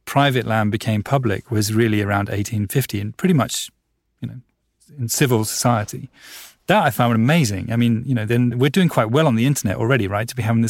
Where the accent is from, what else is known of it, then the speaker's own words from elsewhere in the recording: United Kingdom; now in Amsterdam, Netherlands; I live in Amsterdam, but I'm British, and I thought, okay, let's see if the same applies to London.